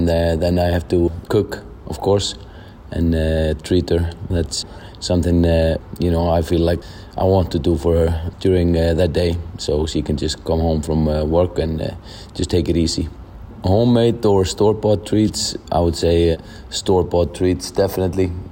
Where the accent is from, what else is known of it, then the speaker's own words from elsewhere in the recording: Iceland; I'm from Iceland.